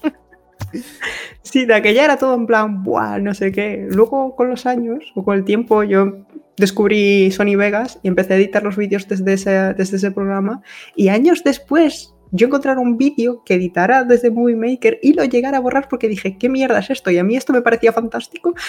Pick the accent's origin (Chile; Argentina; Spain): Spain; hasta las 3 de la mañana en mi país